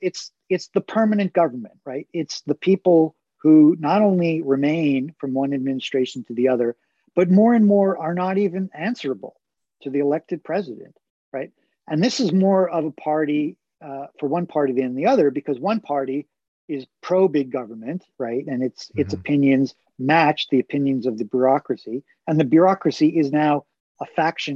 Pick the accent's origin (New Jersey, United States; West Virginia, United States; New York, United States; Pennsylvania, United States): New York, United States; Long Island; I grew up on Long Island